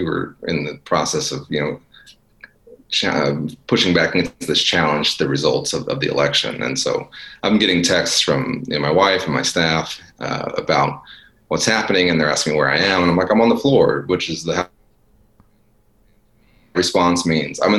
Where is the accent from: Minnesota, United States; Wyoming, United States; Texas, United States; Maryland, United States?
Texas, United States; Dallas; it's my hometown, and it was the part of town that I'm from. Mm-hmm. And you know, sort of North Dallas